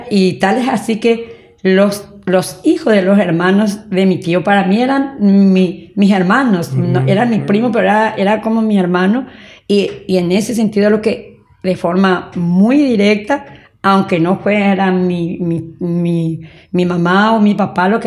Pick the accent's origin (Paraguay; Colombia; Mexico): Paraguay; San Juan Bautista, Misiones; moved away; also born or lived in Asunción; Nací en San Juan Bautista, Misiones.